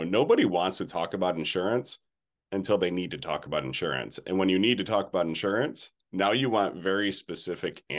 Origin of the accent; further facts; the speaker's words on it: New York, United States; I actually created my own opportunity in my hometown. There was no agency here.